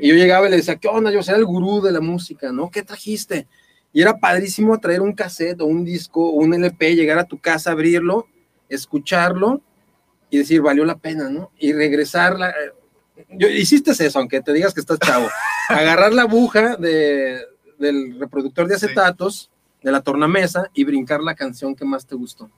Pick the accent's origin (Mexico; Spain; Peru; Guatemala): Mexico; Guadalajara, Jalisco; muchas personas que nacimos aquí en Guadalajara